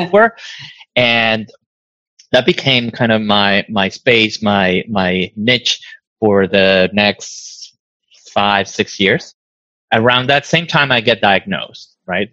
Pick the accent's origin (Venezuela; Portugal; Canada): Venezuela; Caracas, Capital District; moved away as an adult; now in Stockton, United States; I was born in Caracas, and uh, we came to the U.S. in 2000